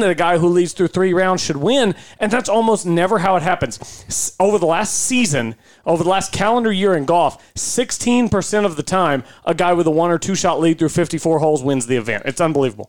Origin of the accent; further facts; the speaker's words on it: Chickasha, Oklahoma, United States; now in Oklahoma City, United States; I was born and raised in Chickasha.